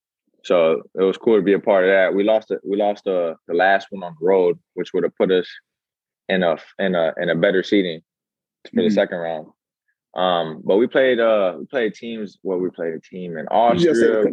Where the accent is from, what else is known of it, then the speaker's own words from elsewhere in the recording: Miami, Florida, United States; I'm from Miami